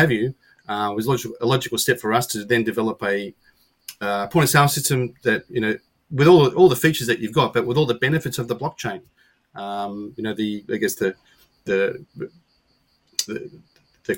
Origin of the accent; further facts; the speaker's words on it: Australia; being an Aussie